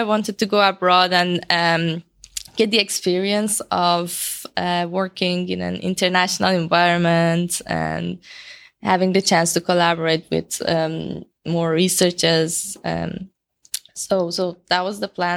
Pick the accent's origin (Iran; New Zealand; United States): Iran; moved away as an adult; now in Edinburgh, United Kingdom; I'm from Iran